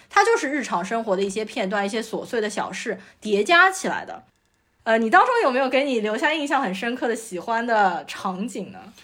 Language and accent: Chinese; Shanghai, China; 我从小就是在市中心静安区长大的